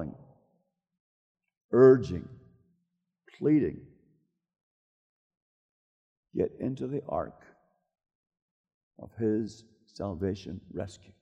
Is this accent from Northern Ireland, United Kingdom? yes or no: yes; Northern Ireland, United Kingdom; moved away; In my hometown in North Ireland